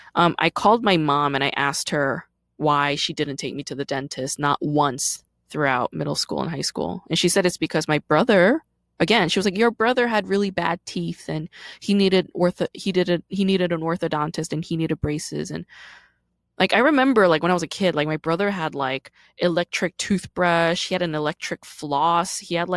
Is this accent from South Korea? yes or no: yes; South Korea; born there; And this was all in Korea because I was born in Korea, right?